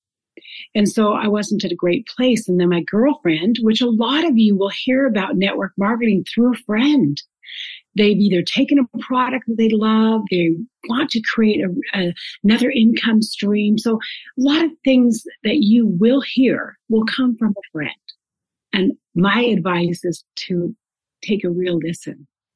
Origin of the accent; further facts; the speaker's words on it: Shelton, Washington, United States; now in Coeur d'Alene, United States; that's where I was actually born, in a little bit smaller town, but then that's where I was raised. Mm-hmm. And it's called Shelton, Washington